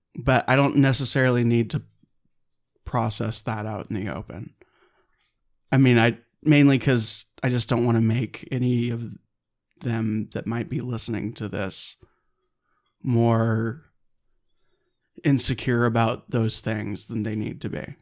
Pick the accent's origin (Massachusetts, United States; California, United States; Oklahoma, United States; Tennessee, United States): California, United States; Claremont; also born or lived in San Dimas Canyon, California; I'm from Claremont, California